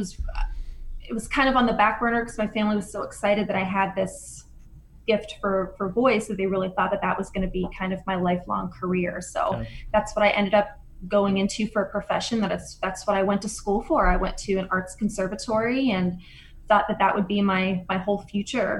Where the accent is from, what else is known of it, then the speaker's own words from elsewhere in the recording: a small town outside of Pittsburgh, Pennsylvania, United States; So I grew up in Pittsburgh, a small town outside of Pittsburgh, and big Italian family